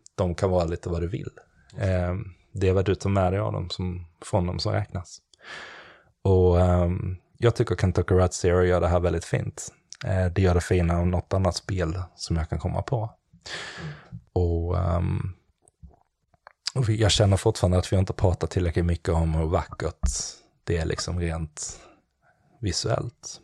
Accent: Klippan, Skåne, Sweden; jag kommer från Skåne där nere och um, Klippan heter det, det ligger utanför Helsingborg en bit

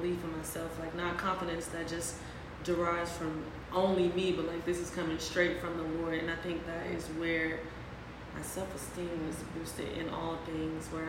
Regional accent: Mississippi, United States; moved away as an adult; also born or lived in Louisiana; now in New Orleans, United States; I am from Mississippi. Mm-hmm. I am 26. I have only lived in two places, Mississippi and Louisiana, so very southern

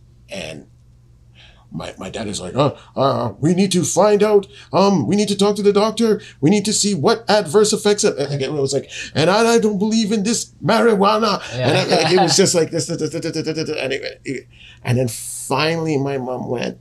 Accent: Jamaica; as a Jamaican man, and I mean a real Jamaican man

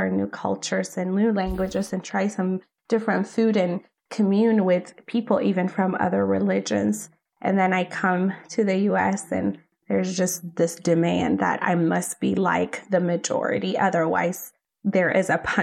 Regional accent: Ethiopia; moved away as an adult; now in United States; I grew up in Ethiopia. I am from Ethiopia

